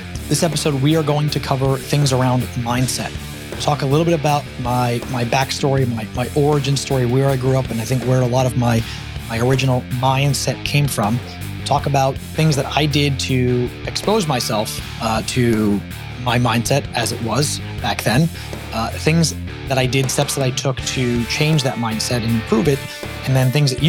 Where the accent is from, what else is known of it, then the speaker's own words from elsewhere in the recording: New York City, New York, United States; moved away as an adult; also born or lived in Long Island, New York / Los Angeles area, California; now in Georgia, United States; I grew up in Brooklyn, New York